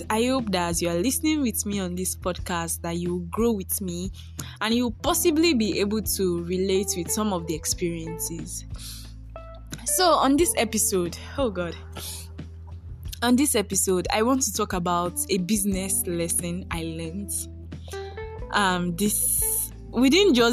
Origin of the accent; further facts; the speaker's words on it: Nigeria; also born or lived in Ondo, Nigeria; I am a Nigerian based in Nigeria.